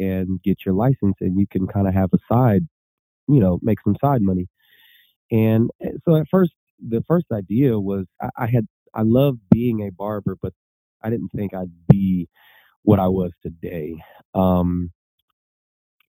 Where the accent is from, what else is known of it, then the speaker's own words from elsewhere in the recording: Lancaster Palmdale area, California, United States; also born or lived in Bellflower, California; I grew up near the Lancaster Palmdale area